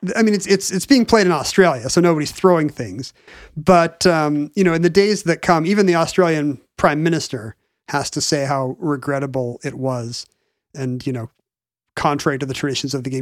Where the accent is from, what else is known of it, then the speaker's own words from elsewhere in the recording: United States; as an American